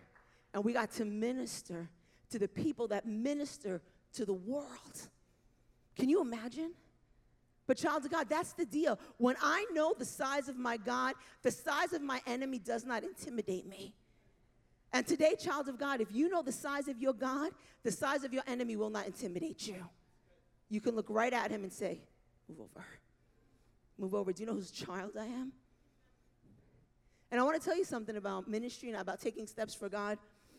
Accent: New York, United States; I am a New Yorker through and through.

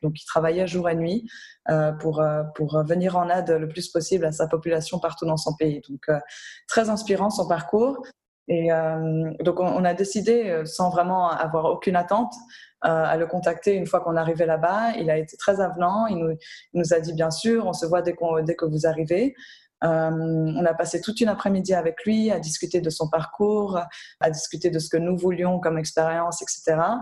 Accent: Geneva, Switzerland; also born or lived in Belgium / Lebanon; j'ai grandi à Genève aussi, hein, entourée d'organisations internationales partout

